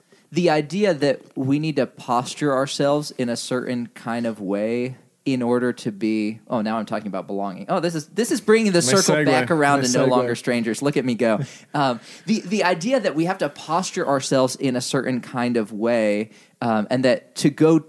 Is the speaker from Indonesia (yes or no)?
yes; Indonesia; Yeah. Well, I mean, if anything, Indonesia made me even more predisposed to not think that Western church history was like a significant object of study.